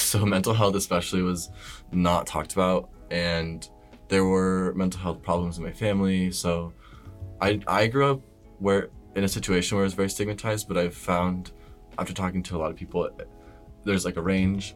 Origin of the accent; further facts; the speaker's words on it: Omaha, Nebraska, United States; moved away as an adult; now in Boston, United States; I'm from Nebraska, originally, which is like middle of the United States. And I'm from like a decent sized city. It's called Omaha